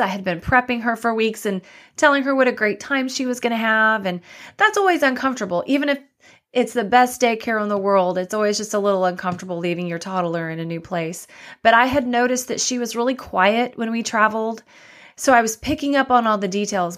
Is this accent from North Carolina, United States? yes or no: no; Dallas, Texas, United States; also born or lived in Waco, Texas / Austin, Texas / Miami; I grew up in Dallas, Texas